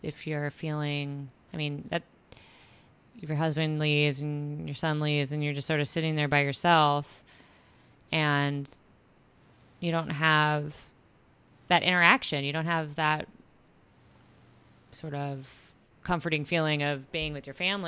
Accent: Southern California, United States; now in Northern California, United States; I grew up in Southern California as well. And when I moved to Northern California

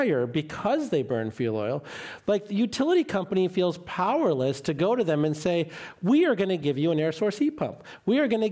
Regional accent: Sterling, Illinois, United States; my hometown in Sterling, Illinois

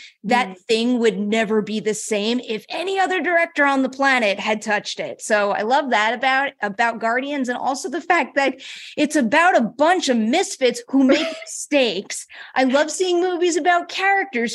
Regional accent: New York, United States; also born or lived in Los Angeles; I'm from New York. I'm a New Yorker at heart

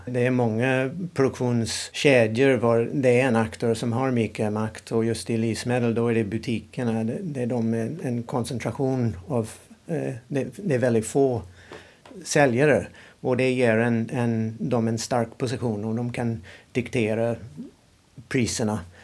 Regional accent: United States; Swedish is a second language; moved away as an adult; now in Sweden; Jag kommer från USA och eh, när jag växte upp i USA

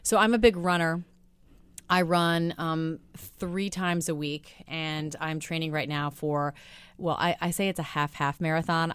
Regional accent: Midwest, United States; moved away; I'm a girl from the Midwest

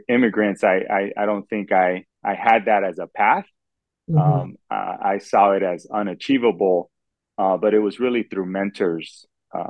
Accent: Los Angeles, California, United States; I was born in Los Angeles

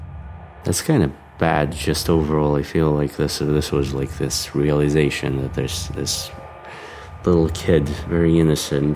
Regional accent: Moscow, Russia; I grew up in Moscow. I was born and raised here.

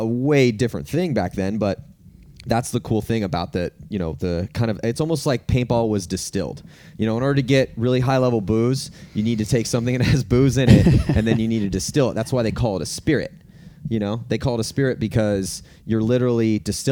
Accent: California, United States; I'm from California

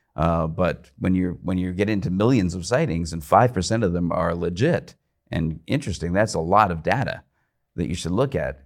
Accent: Canada; I grew up watching Python from like the age of six, I think. Uh, in Canada

